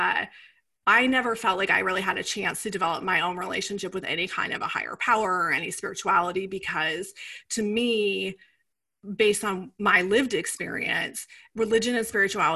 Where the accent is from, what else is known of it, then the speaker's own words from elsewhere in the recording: Iowa, United States; moved away; also born or lived in New York City; I grew up in the Midwest. I grew up in Iowa. I grew up in a small town